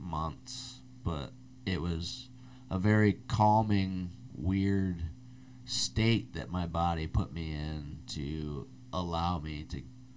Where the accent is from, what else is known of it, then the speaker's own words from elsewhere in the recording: Midwest, United States; moved away; I'm from the Midwest